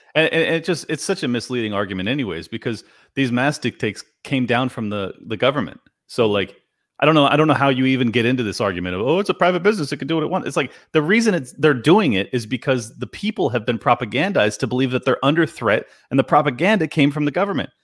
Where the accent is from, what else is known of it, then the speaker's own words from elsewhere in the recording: California, United States; this is my hometown where I was born and raised.